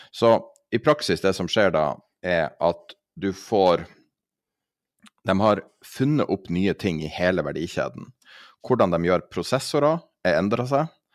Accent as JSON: {"language": "Norwegian", "country": "Norway", "said": "som nordmann"}